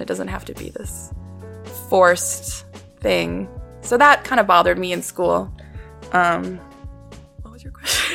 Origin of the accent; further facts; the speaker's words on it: Vancouver, British Columbia, Canada; moved away as an adult; now in Toronto, Canada; growing up in Vancouver, it's very small.